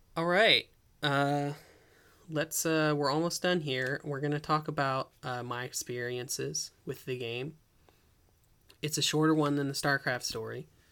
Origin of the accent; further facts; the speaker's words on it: Ellicott City, Maryland, United States; I grew up in Ellicott City.